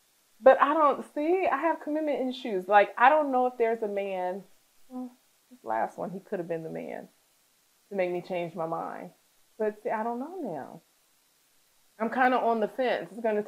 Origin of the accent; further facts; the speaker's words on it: California, United States; But originally, we're from California.